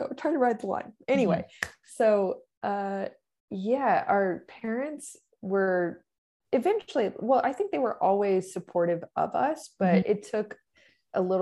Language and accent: English; Corpus Christi, Texas, United States; I grew up in Corpus Christi, Texas